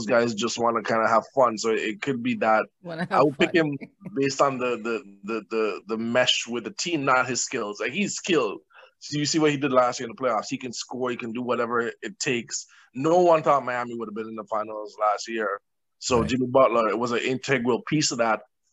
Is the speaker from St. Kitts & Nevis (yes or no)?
yes; St. Kitts & Nevis; now in Toronto, Canada; I grew up in St. Kitts in the Caribbean